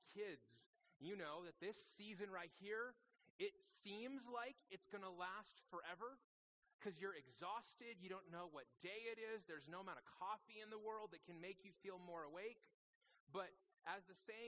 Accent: Las Vegas, Nevada, United States; also born or lived in Phoenix, Arizona; now in Prescott, United States; I grew up in Las Vegas

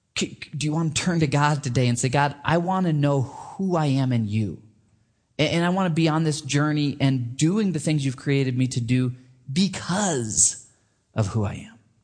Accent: Michigan, United States; moved away; I grew up in Michigan

